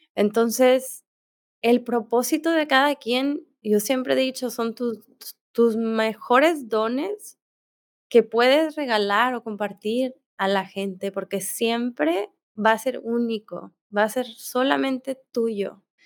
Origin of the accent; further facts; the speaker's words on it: Mexico; moved away; also born or lived in India / Bali; soy mexicana y tengo pasaporte mexicano